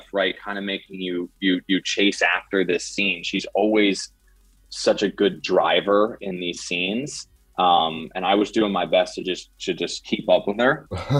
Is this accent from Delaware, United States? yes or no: yes; Delaware, United States; I'm from Delaware, and I went to college at Syracuse University